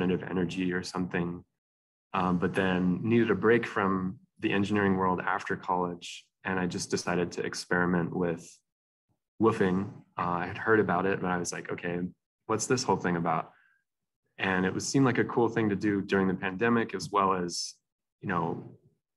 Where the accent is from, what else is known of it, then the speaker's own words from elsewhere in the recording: New Mexico, United States; moved away as an adult; now in Asheville, United States; I'm from New Mexico